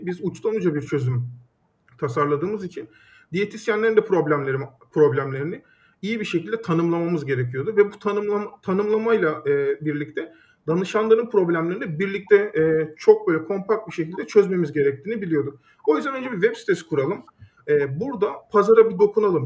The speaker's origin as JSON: {"language": "Turkish", "region": "Düzce", "country": "Turkey", "tie": "born or raised there", "also_born_or_lived": "Istanbul", "moved": "as an adult", "said": "Düzce'de doğdum, büyüdüm."}